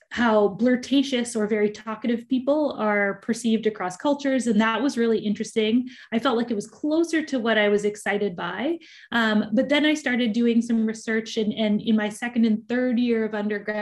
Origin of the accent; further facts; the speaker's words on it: Richmond, British Columbia, Canada; I grew up in Richmond, British Columbia